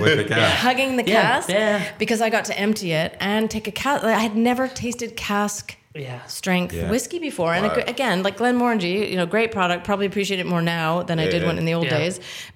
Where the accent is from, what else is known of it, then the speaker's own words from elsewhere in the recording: Lachute, Quebec, Canada; moved away as an adult; also born or lived in Japan; now in Speyside, United Kingdom; my hometown, which is La Chute, Quebec in Canada.